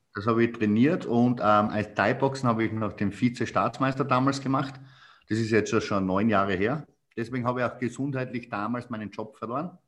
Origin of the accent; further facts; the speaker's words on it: Styria, Austria; accent: Styrian; bei mir merkt man extrem den Dialekt als Steirer